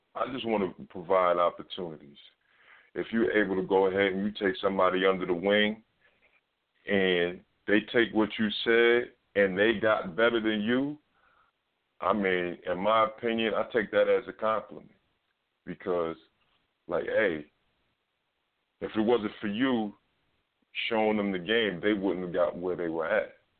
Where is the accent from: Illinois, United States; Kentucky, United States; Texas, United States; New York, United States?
New York, United States; New York City; I'm from Harlem